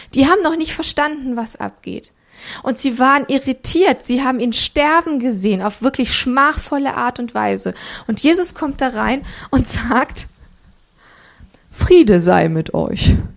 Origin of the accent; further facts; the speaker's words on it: Romania; moved away; ich bin in Rumänien geboren